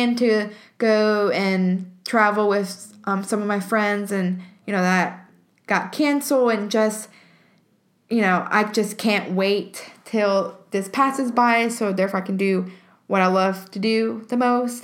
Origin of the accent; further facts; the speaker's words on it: Alabama, United States; I am from Alabama and I am a student at the University of Alabama